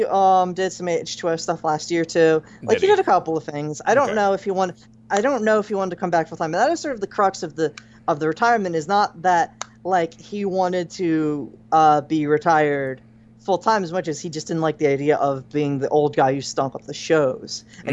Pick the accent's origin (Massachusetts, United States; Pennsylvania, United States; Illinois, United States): Pennsylvania, United States; Philadelphia; I'm from Philadelphia, okay?